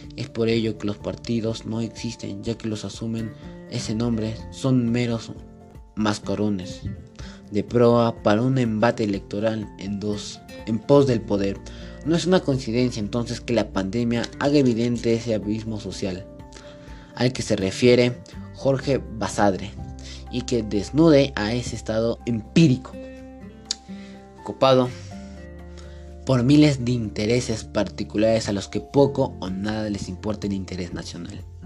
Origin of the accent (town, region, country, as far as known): Peru